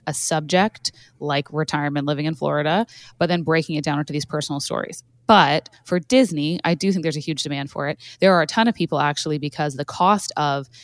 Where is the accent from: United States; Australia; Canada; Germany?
Canada; I'm Canadian